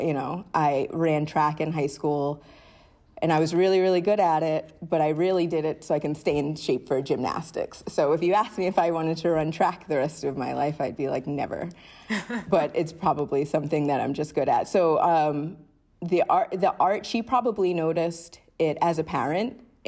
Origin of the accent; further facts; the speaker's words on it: Rhode Island, United States; So memories of growing up in Rhode Island were probably smaller things than like big experiences